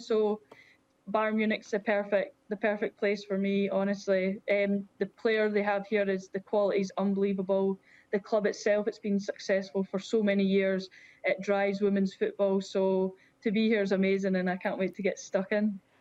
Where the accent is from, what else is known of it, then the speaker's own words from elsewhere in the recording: Scotland, United Kingdom; being Scottish